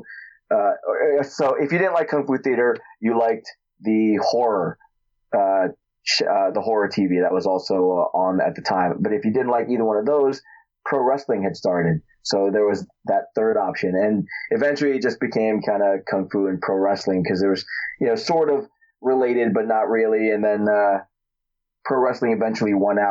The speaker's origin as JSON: {"language": "English", "town": "Newark", "region": "New Jersey", "country": "United States", "tie": "born or raised there", "said": "I grew up in Newark, New Jersey, not the gentlest of places to grow up"}